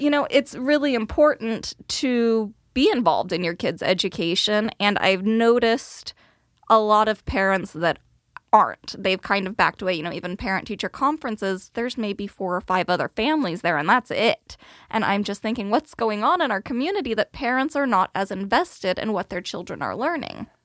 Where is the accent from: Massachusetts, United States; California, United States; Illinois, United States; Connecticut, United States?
California, United States; Bakersfield; now in Sherwood, United States; I grew up in Bakersfield, California, all oil and agriculture down there.